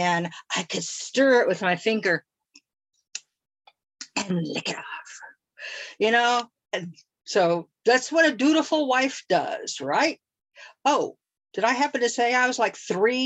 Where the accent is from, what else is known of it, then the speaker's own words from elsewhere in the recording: Tulsa, Oklahoma, United States; I was born and raised in Tulsa, Oklahoma.